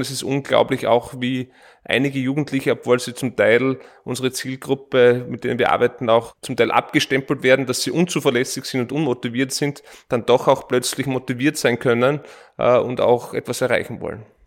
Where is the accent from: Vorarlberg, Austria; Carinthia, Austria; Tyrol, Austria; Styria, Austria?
Styria, Austria; East; now in Vienna, Austria; Ich komme ursprünglich aus der Steiermark, in der Oststeiermark